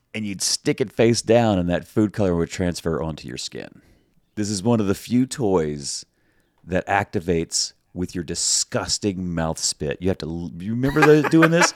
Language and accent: English; the South, United States; I'm from the South. We say decal.